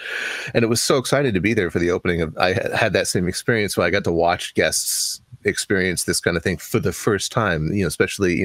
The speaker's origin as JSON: {"language": "English", "town": "Anaheim", "region": "California", "country": "United States", "tie": "born or raised there", "said": "I grew up in Anaheim, right near Disneyland as well."}